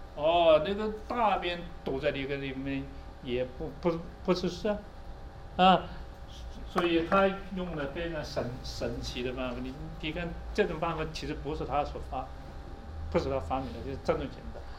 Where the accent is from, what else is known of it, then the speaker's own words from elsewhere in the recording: China; 我们中国人